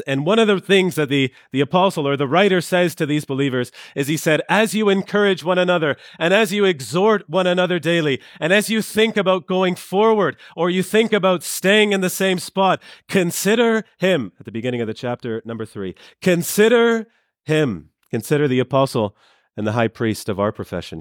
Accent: Canada; I'm from Canada

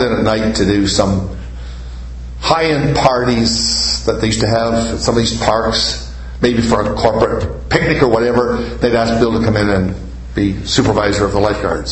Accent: Canada; I'm a Canadian

